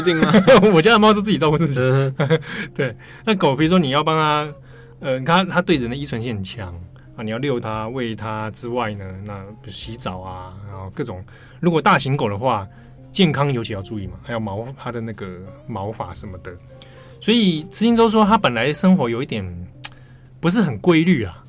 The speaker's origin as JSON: {"language": "Chinese", "region": "Taipei", "country": "Taiwan", "tie": "born or raised there", "said": "我小时候住在北投啦， 北投很山区的地方"}